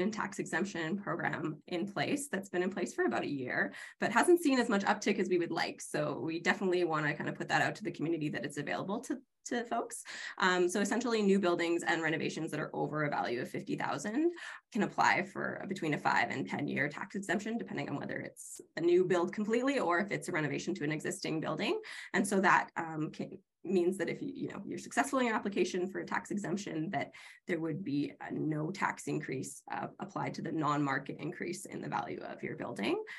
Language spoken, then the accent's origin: English; Prince Rupert, British Columbia, Canada; moved away as an adult; also born or lived in Vancouver; I'm actually from Prince Rupert. I, am a third generation Rupertite. Um, I moved away for about 10 years to go to school in Vancouver, and then family ended up bringing me back around 2012.